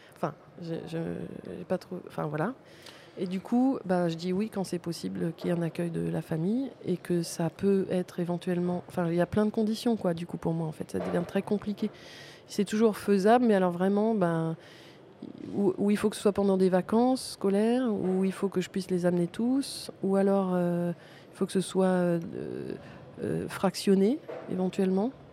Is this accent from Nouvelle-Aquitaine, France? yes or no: no; Paris, Île-de-France, France; je suis parisienne.